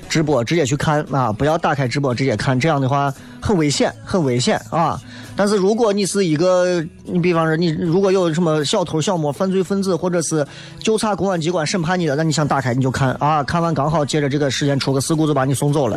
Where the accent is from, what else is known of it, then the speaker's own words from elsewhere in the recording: Xi'an, Shaanxi, China; 你作为一个西安人，我真的我特别喜欢面朝着水，然后能够能够感受着自然的力量。因为西安人真的见水见的太少了